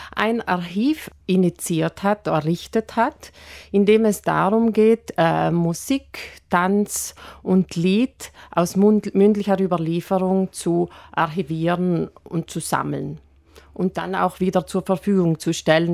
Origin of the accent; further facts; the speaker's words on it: South Tyrol, Trentino-Alto Adige, Italy; hier bei uns in Südtirol